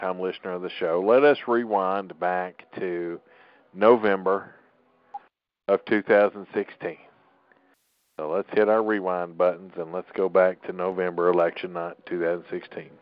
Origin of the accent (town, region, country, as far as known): Tennessee, United States